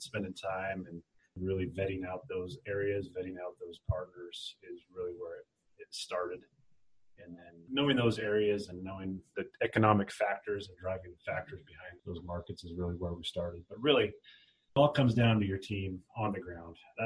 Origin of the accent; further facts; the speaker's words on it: Oregon, United States; growing up on the West Coast, I'm born and raised Oregonian